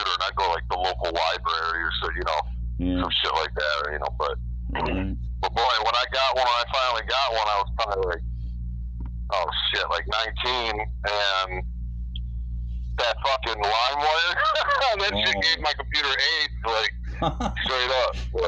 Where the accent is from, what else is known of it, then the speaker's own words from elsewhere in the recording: Rome, New York, United States; also born or lived in Brooklyn, New York; I grew up in a small city in upstate New York, central New York. It's called Rome, New York